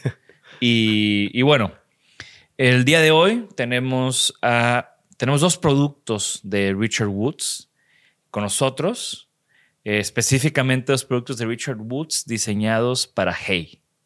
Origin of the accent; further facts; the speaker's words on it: Mexico; de México